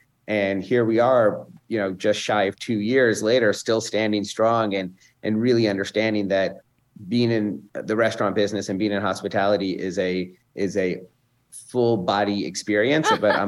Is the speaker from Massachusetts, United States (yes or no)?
no; Dallas, Texas, United States; moved away; I was born and raised in Dallas, Texas, the son of immigrants. My parents came here in the 60s and ultimately settled in Dallas, Texas, where I was born.